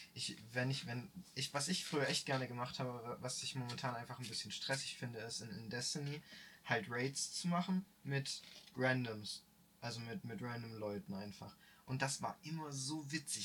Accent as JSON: {"language": "German", "country": "Germany", "said": "als Deutscher"}